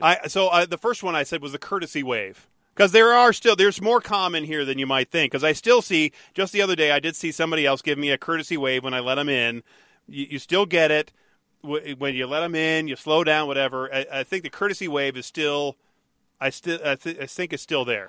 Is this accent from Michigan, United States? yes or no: yes; Detroit, Michigan, United States; when I was growing up in Detroit